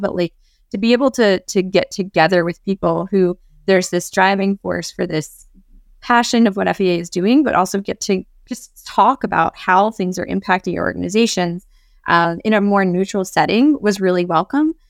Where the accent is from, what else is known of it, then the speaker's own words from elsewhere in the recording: Baltimore, Maryland, United States; working with a lot of social justice organizations based in Baltimore, my favorite place in the world